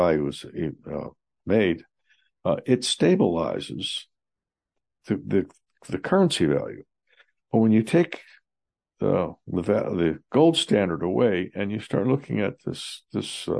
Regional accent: Johnstown, United States; having personally experienced 26% unemployment in my hometown of Johnstown

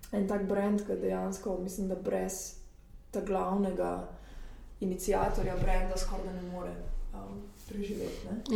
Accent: Slovenia; moved away as an adult; now in Paris, France; jaz sem pač iz Slovenije

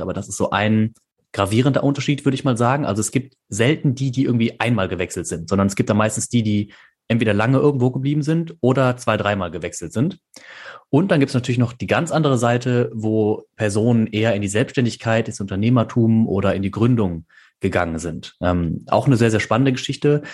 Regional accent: Bonn, North Rhine-Westphalia, Germany; moved away as an adult; also born or lived in Canada; now in Aachen, Germany; Ich komme ursprünglich aus Bonn

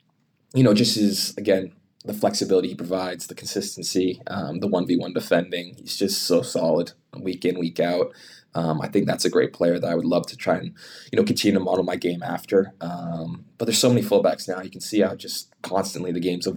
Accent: Canada

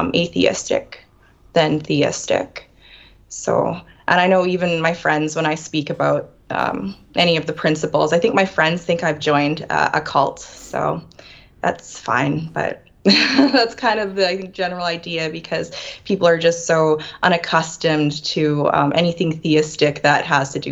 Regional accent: Western Canada, Canada; I'm from Western Canada

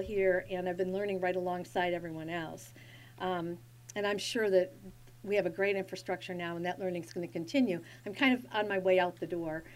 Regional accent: Berrien County, Michigan, United States; I was born and I grew up in Berrien County

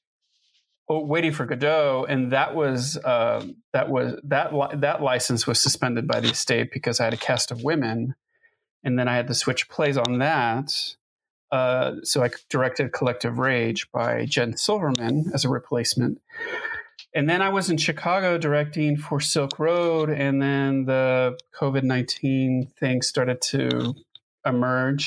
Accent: Tijuana, Baja California, Mexico; now in Pittsburgh, United States; I'm originally from Tijuana, Baja California, Mexico

